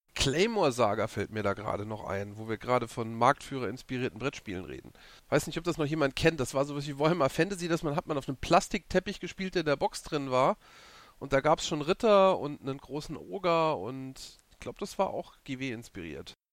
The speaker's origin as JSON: {"language": "German", "region": "Saarland", "country": "Germany", "said": "ich bin aus dem Saarland"}